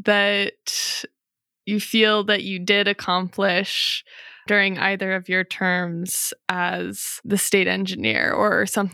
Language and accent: English; Taos, New Mexico, United States; I'm from Taos